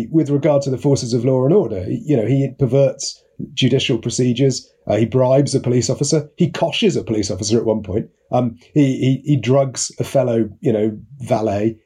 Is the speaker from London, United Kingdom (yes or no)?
no; Hay-on-Wye, Wales, United Kingdom; moved away as an adult; also born or lived in Russia; My dad was a sheep farmer in Powys, Radnorshire, until I was 10. He sold the farm when I was 9 or 10, just before my birthday, actually, and ended up running a small sawmill, just near Hay on Wye, actually. So I grew up outside Hay